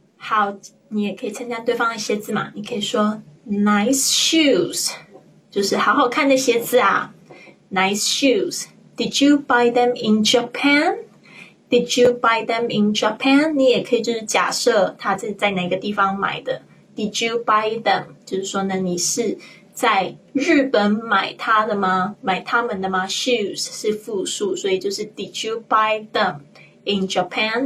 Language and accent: Chinese; China; 我们中国人